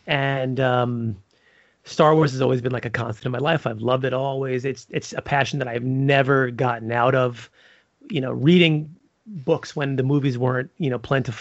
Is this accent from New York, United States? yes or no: yes; New York City, New York, United States; I'm from Brooklyn